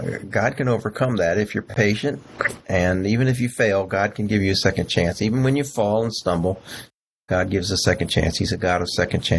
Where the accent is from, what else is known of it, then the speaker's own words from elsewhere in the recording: Texas, United States; I was from Texas